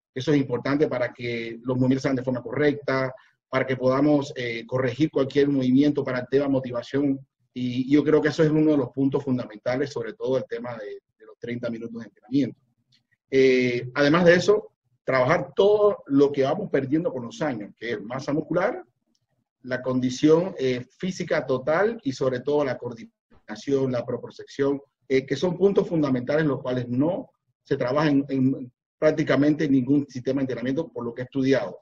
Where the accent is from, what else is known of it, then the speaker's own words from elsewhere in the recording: Cuba; moved away as an adult; now in Panama; yo soy cubano, vivo aquí en Panamá hace 25 años